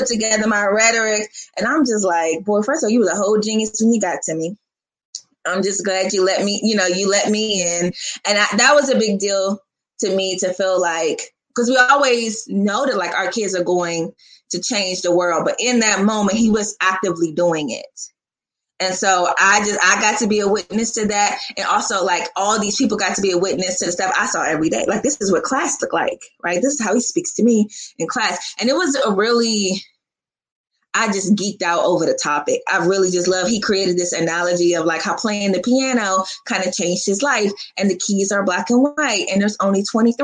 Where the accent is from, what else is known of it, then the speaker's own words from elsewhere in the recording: Washington, District of Columbia, United States; I'm from Washington, D.C.